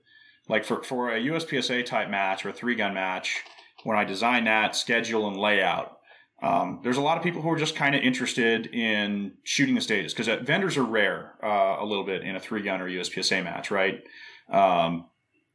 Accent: St. George, Utah, United States; my home range in my hometown where I live in St. George, Utah

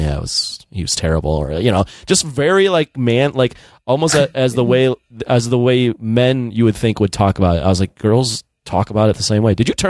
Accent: Niles, Illinois, United States; so I grew up in Niles, Illinois.

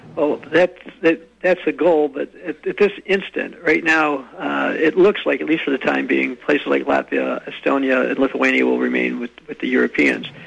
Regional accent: United States; I was an American

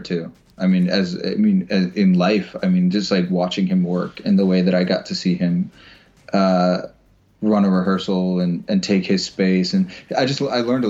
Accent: Florida, United States; I'm from Florida

